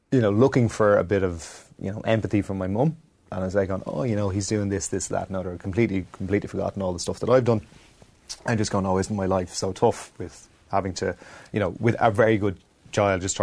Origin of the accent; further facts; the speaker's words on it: Wexford, Leinster, Ireland; also born or lived in Clongowes; growing up in Wexford and in Clongowes